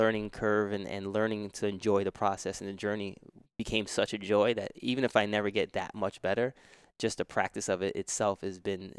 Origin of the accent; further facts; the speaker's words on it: New York, United States; I grew up in New York, so we were always climbing fences, and we were playing basketball, playing baseball, football.